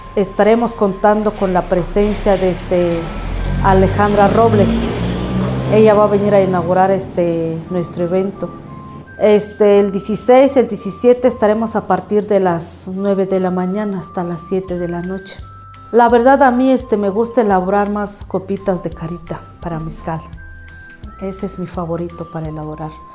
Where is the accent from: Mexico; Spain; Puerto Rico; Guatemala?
Mexico; San Marcos Tlapazola, Oaxaca; Soy originaria de San Marcos Tapazola